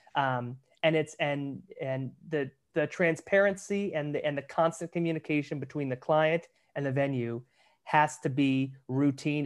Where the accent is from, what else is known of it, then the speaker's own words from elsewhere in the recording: Pasadena, California, United States; come back to Pasadena, which is where I grew up